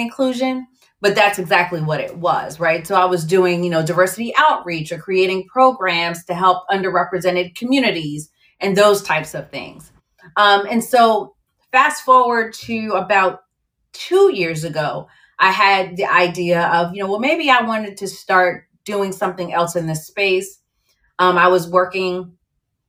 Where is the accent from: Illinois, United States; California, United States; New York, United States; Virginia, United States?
Virginia, United States; also born or lived in Barbados; I was born in Barbados. My family's from the Caribbean and grew up in Virginia